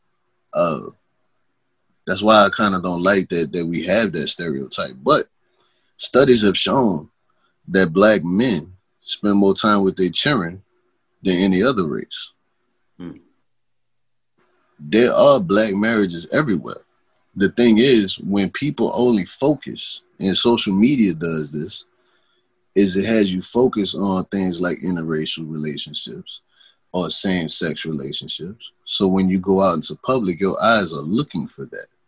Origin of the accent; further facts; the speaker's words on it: New Orleans, Louisiana, United States; moved away as an adult; also born or lived in Texas; I done moved up out of New Orleans. You see, I ain't lost no part of my accent